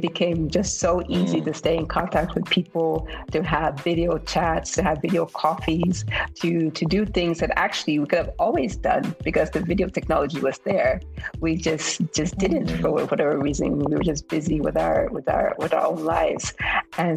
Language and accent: English; United States; accent: American; moved away as an adult; also born or lived in Germany / Turkey / Kenya; now in Nigeria; having grown up in the U.S. as a Black woman, a Black African woman